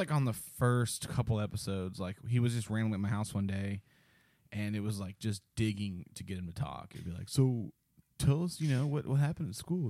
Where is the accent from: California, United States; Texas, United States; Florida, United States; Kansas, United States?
Texas, United States; El Paso; The one thing I remember about, like, growing up in El Paso, just going there, like, they don't have yards.